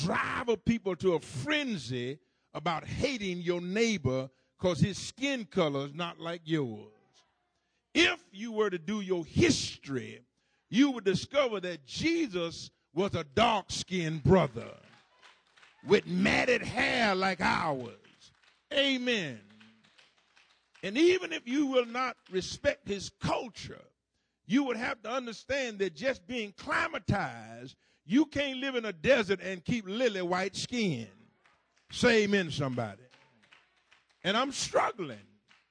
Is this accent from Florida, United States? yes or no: yes; Duval County, Florida, United States; when I grew up down in Duval County